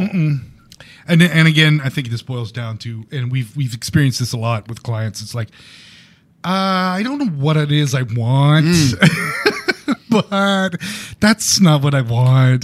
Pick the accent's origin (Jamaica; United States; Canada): Canada; We're Canadian